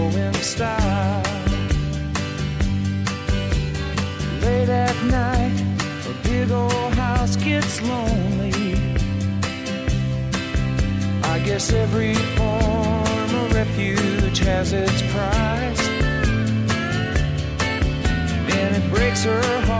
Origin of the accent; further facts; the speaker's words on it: East Coast, United States; I grew up in the 80s on the East Coast